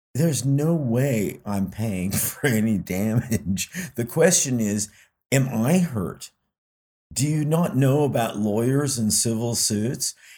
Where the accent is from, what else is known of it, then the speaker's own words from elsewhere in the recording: United States; even though I'm a citizen of two other countries, you know, I, I do identify as American